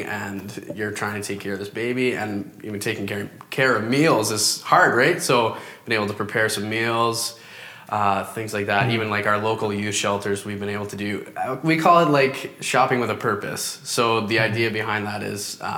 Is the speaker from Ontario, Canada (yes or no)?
yes; Parry Sound, Ontario, Canada; moved away as an adult; I'm actually from Ontario, born and raised there